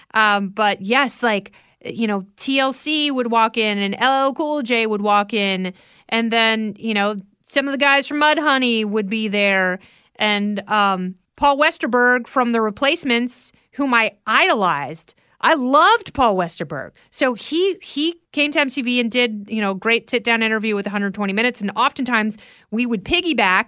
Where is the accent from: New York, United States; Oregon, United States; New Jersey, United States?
Oregon, United States; also born or lived in Indiana; I grew up in Oregon. I was born in Indiana, and my, my parents went westward and just sort of stayed in Oregon